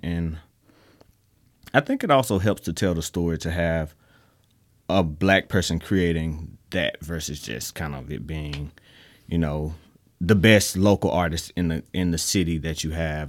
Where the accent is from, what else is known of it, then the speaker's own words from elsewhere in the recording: Mississippi, United States; we're from Mississippi